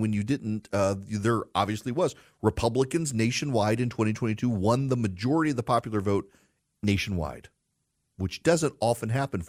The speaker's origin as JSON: {"language": "English", "region": "Louisiana", "country": "United States", "tie": "born or raised there", "lives_now": "Georgia, United States", "said": "I love my home state. I live in Georgia and have for 20 years, but I love my home state of Louisiana."}